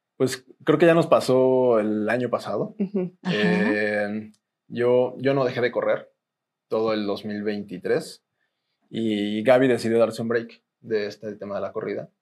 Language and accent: Spanish; Mexico; Como buen mexicano